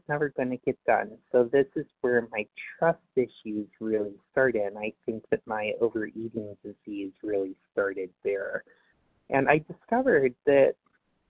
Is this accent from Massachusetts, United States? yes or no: no; New York City, New York, United States; I'm from New York City